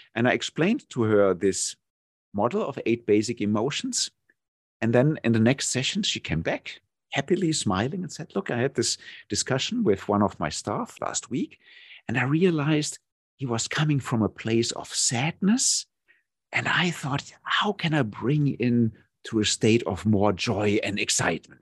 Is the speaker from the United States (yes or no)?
no; Germany; moved away as an adult; now in Thailand; my home country, Germany.